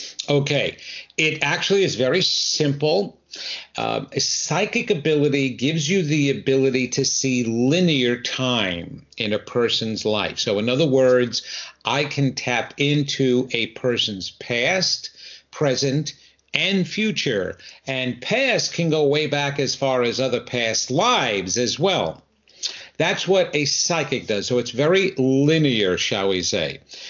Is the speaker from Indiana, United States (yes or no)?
no; New York, United States; even though you will tell very shortly by my accent that I'm not originally from here, I'm from the New York area. And my wife and I moved here about 26 years ago.